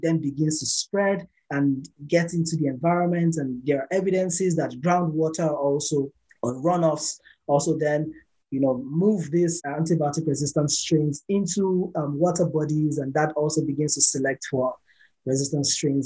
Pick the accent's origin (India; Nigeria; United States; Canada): Nigeria; I come from Nigeria